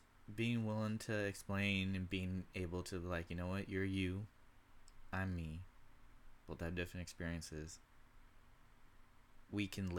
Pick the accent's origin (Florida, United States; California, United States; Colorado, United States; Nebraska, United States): California, United States; You wouldn't know. I'm from California. I can get that.